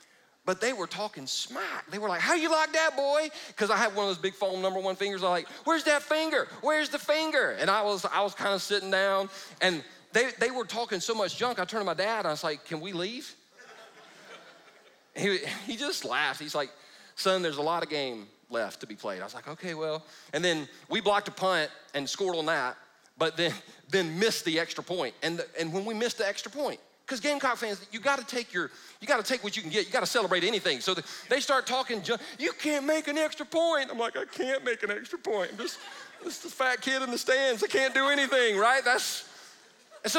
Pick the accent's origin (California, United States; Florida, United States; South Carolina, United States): South Carolina, United States; Easley; I grew up in Easley, South Carolina.